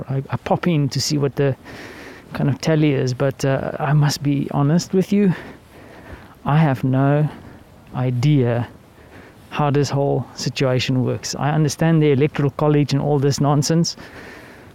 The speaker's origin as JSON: {"language": "English", "country": "South Africa", "said": "As a South African"}